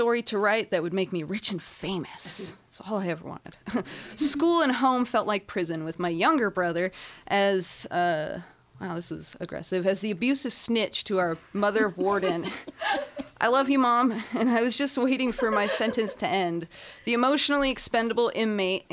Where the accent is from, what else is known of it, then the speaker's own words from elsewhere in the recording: Inland Empire, California, United States; I hail from the Inland Empire